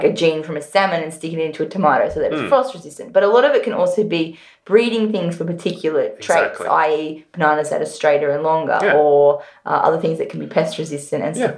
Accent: North Coast, New South Wales, Australia; I grew up on the North Coast, so we had one in our backyard

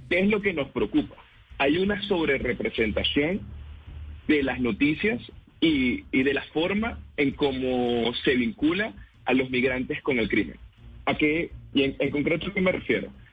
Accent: Venezuela; también soy venezolano

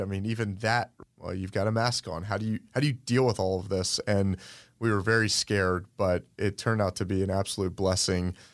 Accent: Sandy Springs, Georgia, United States; I grew up in Sandy Springs

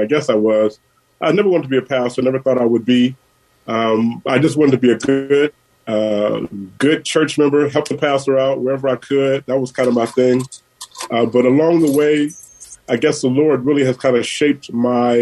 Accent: San Francisco, California, United States; Born and raised in San Francisco at General Hospital. So, yeah, I've been here through it all.

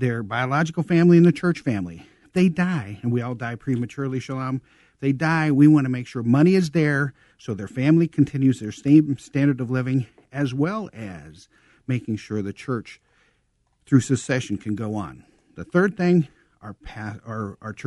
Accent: Elsie, Nebraska, United States; moved away as an adult; also born or lived in Iowa; now in Chicago, United States; I'm from a town of 130 people, Elsie, Nebraska. It's kind of out in the middle of nowhere.

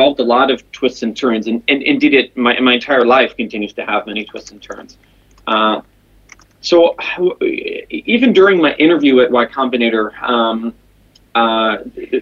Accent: Jerusalem, Jerusalem District, Israel; moved away as an adult; also born or lived in Silicon Valley; I'm originally from Jerusalem, Israel, where I was born and raised

